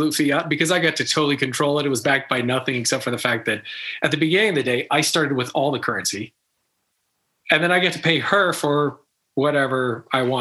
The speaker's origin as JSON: {"language": "English", "country": "United States", "tie": "born or raised there", "said": "I'm American born"}